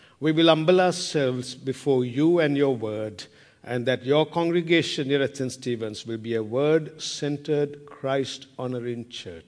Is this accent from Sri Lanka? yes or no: yes; Sri Lanka; moved away; I'm from Sri Lanka